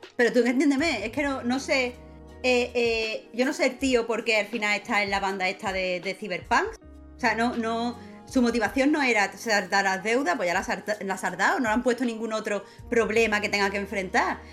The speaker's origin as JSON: {"language": "Spanish", "town": "Rincón de la Victoria", "region": "Andalusia", "country": "Spain", "tie": "born or raised there", "also_born_or_lived": "Málaga / Cádiz / Puerto Real", "said": "Yo soy de Málaga, Málaga, Málaga capital, pero he crecido en el Rincón de la Victoria"}